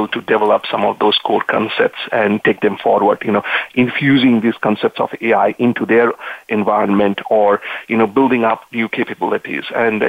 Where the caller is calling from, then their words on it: Santa Clara, California, United States; I'm actually calling from Santa Clara in California. And that's where I live, and I enjoy the weather out here in California.